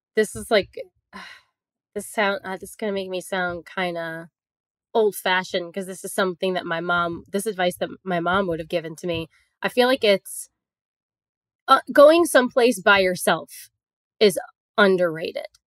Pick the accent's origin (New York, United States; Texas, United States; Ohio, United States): New York, United States; Long Island; I grew up on Long Island